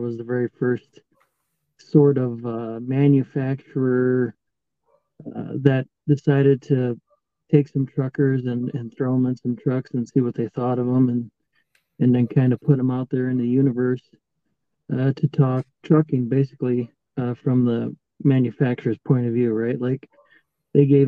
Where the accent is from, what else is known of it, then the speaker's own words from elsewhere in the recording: South Dakota, United States; I grew up in a small town, grew up on a farm